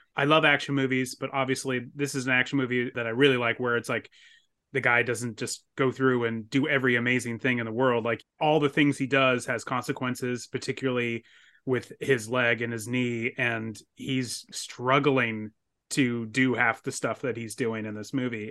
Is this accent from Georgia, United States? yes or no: no; San Diego, California, United States; I grew up in San Diego